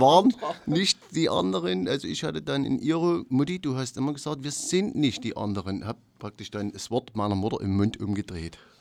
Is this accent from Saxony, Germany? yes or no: yes; Wohnbezirk 8, Saxony, Germany; wir stammen ja alle aus dem Wohnbezirk 8